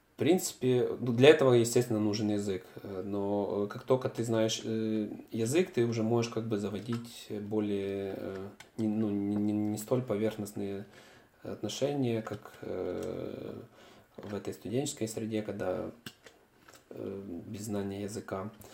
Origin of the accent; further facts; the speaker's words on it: Kyiv, Ukraine; moved away as an adult; also born or lived in Münster, Germany; now in Munich, Germany; если я бы вернулся в Киев